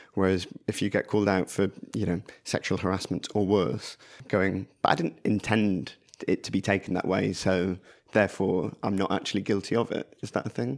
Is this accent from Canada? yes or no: no; Blackburn, North West England, United Kingdom; I grew up in Blackburn